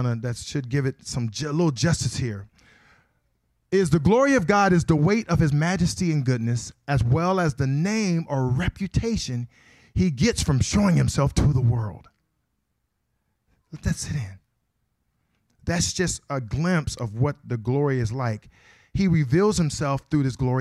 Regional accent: Akron, Ohio, United States; I am from Akron, Ohio

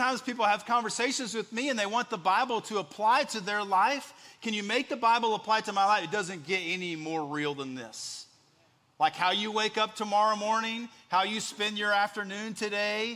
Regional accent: West Texas, United States; moved away as an adult; also born or lived in Central Indiana; now in Indiana, United States; growing up in West Texas

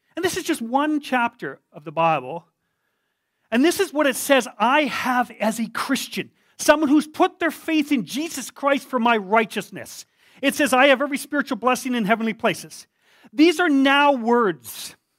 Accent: Canada; me a Canadian

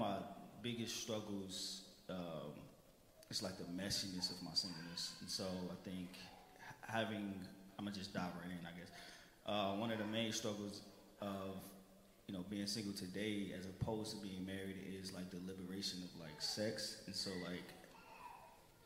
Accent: St. Louis, Missouri, United States; born and raised in St. Louis

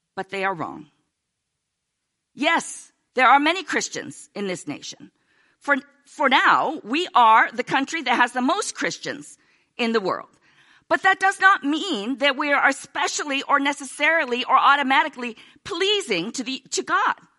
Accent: United States; we're American

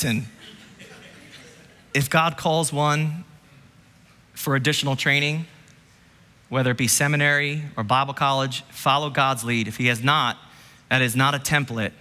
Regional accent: New Jersey, United States; New Jersey

